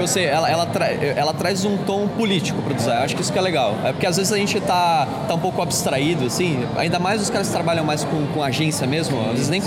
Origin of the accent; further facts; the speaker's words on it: São Paulo, Brazil; Eu sou de São Paulo